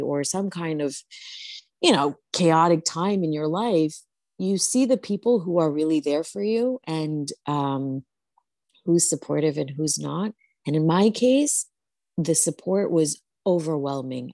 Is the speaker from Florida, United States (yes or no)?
no; New Jersey, United States; the Bengali community that I grew up with in New Jersey was so supportive